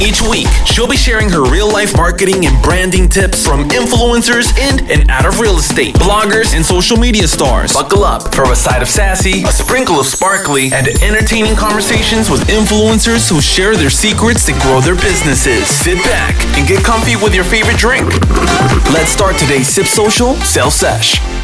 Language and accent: English; Slovakia; now in New Jersey, United States; I was just in Slovakia, my hometown